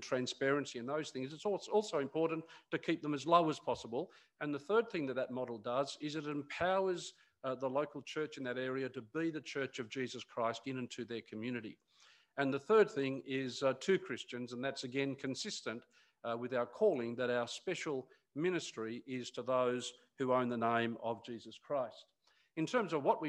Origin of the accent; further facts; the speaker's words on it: Newcastle, New South Wales, Australia; moved away; my father in Newcastle, where I grew up